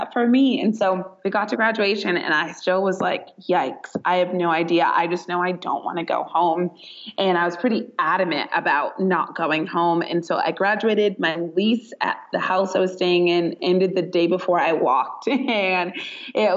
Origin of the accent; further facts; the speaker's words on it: Northern California, United States; moved away as an adult; now in Southern California, United States; I am born and raised in Northern California